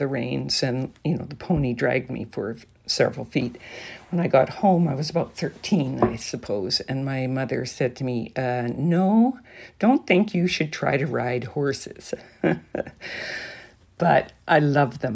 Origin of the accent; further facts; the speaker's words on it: Alberta, Canada; now in British Columbia, Canada; I did try to ride horses when I was growing up in Alberta